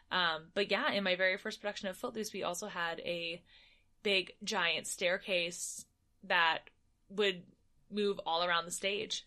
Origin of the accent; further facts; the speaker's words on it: United States; as an American performer